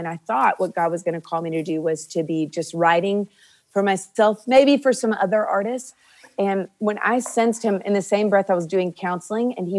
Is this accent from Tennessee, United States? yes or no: yes; Nashville, Tennessee, United States; I grew up here in Nashville.